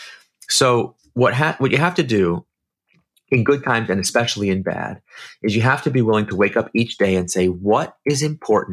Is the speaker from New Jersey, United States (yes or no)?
no; San Francisco, California, United States; I'm from San Francisco